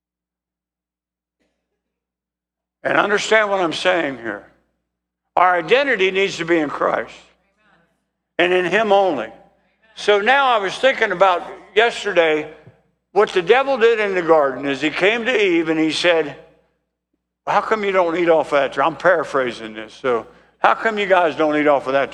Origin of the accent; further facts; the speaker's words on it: United States; I was born in the United States. I'm an American